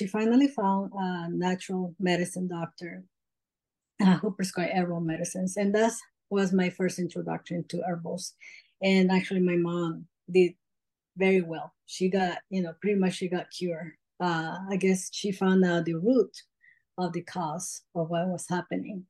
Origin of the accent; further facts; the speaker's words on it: El Salvador; I'm actually from El Salvador, Central America.